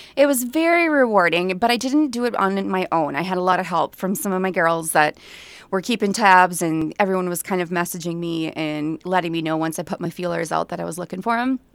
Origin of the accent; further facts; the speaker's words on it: Staples, Minnesota, United States; I grew up in Staples